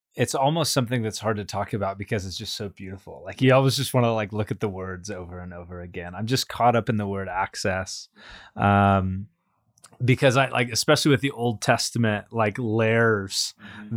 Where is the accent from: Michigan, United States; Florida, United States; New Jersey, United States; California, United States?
California, United States; me born and raised in California